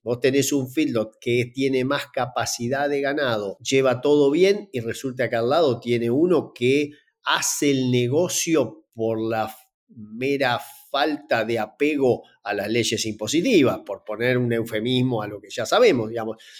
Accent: Entre Ríos, Argentina; trabajar en Entre Ríos, de donde soy originario

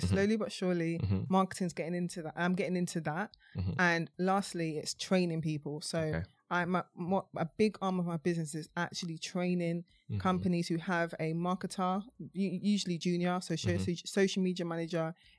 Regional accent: Mitcham, London, United Kingdom; also born or lived in Croydon; I moved from Croydon when I was two, and then eventually I moved back anyway. So more of my upbringing was in Mitcham.

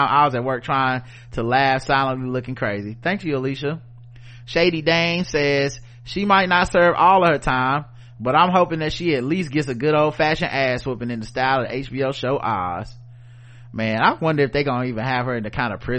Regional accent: Jamaica; This may be a sore spot for folks. I'm Jamaican, so I know it.

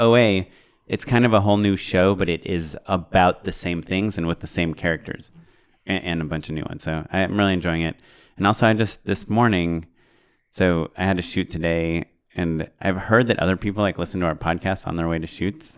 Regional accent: Orange County, California, United States; I grew up in Orange County

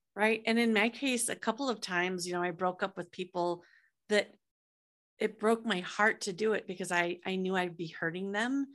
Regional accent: Iowa, United States; moved away as an adult; also born or lived in San Francisco; I'm from Iowa

